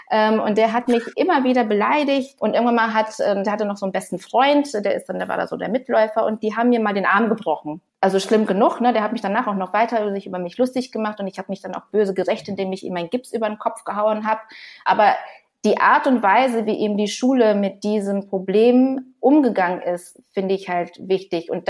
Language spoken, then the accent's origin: German; Canada; also born or lived in Brazil; Ich bin teilweise in Kanada aufgewachsen